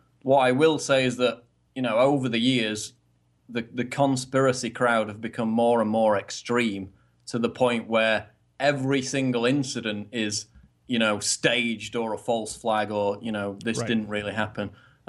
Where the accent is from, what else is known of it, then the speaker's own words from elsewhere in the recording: the north of England, United Kingdom; I mean, I'm from the north, so I would normally be quite broad, so I've tempered my accent over the years to sound more kind of, you know, middle of the road, but I still have an accent